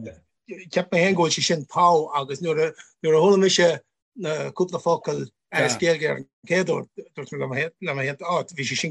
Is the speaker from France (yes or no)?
no; Cornamona, Connacht, Ireland; wasn't it wasn't actually my first language, because neither my folks here, but I'm from a Gaeltacht area, but everything I did through primary school was through Irish.